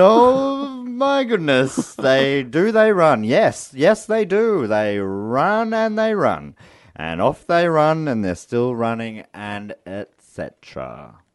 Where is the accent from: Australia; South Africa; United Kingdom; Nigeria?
Australia; our country, Australia